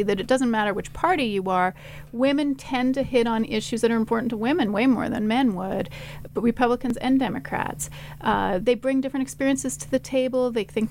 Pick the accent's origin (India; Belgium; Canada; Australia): Canada; now in Boise, United States